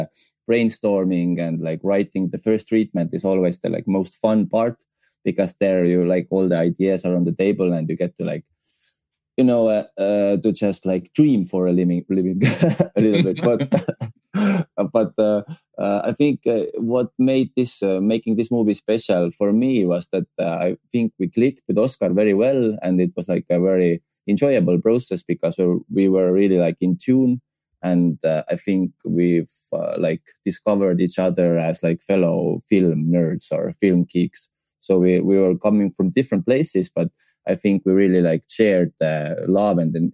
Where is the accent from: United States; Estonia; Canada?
Estonia; English is a second language; We are from Eastern Europe